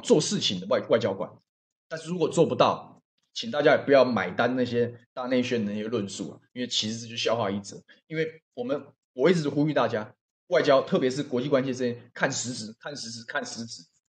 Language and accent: Chinese; Taiwan; 我们台湾人